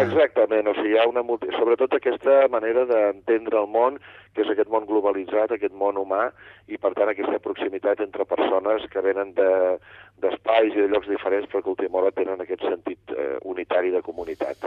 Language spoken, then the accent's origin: Catalan; Catalonia, Spain; n'estic prou orgullós com a català que sóc